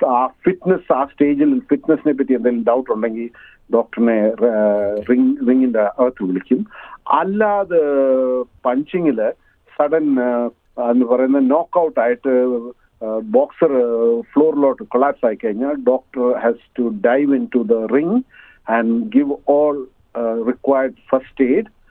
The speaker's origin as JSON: {"language": "Malayalam", "country": "India", "moved": "yes", "lives_now": "Australia", "said": "മാതൃഭൂമി കണ്ടിട്ട് നാല് വർഷമായി"}